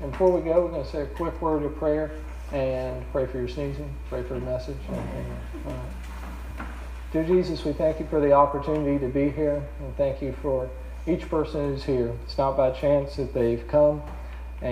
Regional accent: Roanoke, Virginia, United States; moved away as an adult; also born or lived in New Zealand / Korea; That's my home state, and hometown is in Roanoke, about 3 hours from here.

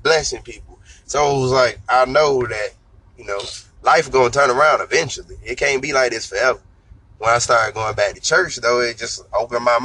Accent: Fayetteville, United States; I'm from Fayetteville

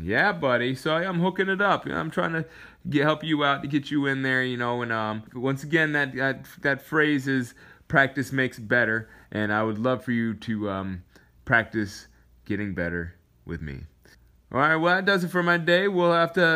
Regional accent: Alaska, United States; moved away; I came from Alaska.

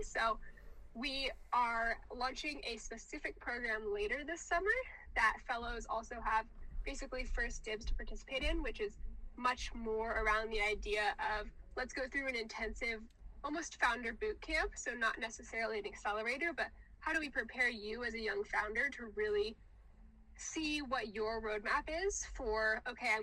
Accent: the South, United States; I'm from the South

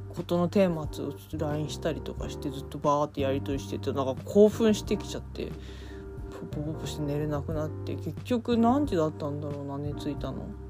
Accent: Sapporo, Hokkaido, Japan; moved away; 私地元札幌なんですけど

